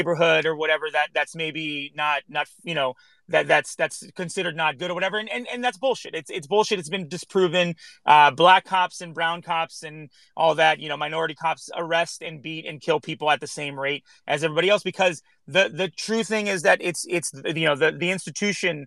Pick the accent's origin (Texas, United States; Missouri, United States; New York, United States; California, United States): California, United States; Los Angeles; I grew up here in Los Angeles.